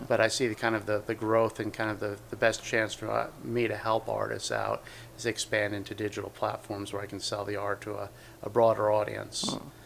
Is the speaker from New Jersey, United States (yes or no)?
yes; West Milford, New Jersey, United States; I grew up in uh, West Milford, New Jersey, which is uh, northern part of New Jersey